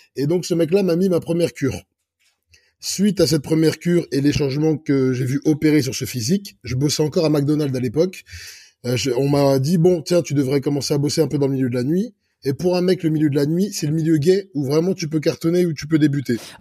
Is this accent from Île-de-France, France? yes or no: yes; Clichy, Île-de-France, France; also born or lived in Egypt (ancestry); je suis né à Clichy-la-Garenne. Là, je suis français d'origine égyptienne